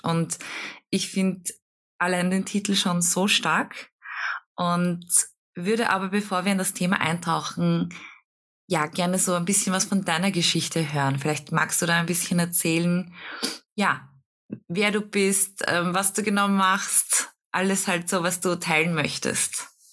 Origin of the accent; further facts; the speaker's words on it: Klosterneuburg, Lower Austria, Austria; wir kommen ja beide aus Kloster Neuburg